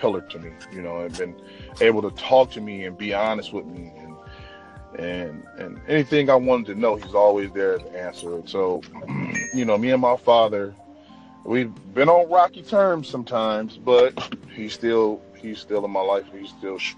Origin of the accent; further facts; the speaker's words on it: Detroit, Michigan, United States; I'm from Detroit. I'm from the D, straight out of Detroit City